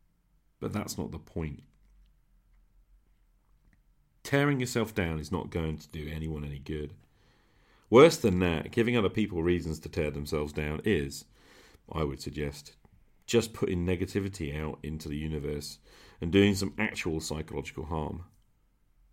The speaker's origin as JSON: {"language": "English", "country": "United Kingdom", "said": "Being British"}